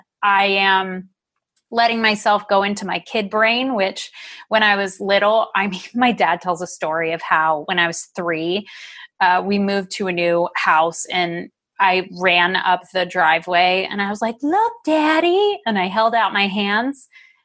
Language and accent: English; Ohio, United States; now in Oregon, United States; where I grew up in Ohio